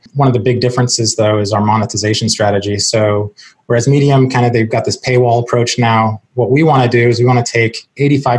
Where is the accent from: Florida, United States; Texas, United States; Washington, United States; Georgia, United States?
Washington, United States; Seattle; moved away as an adult; now in Charleston, United States; I'm originally from Seattle, born and raised.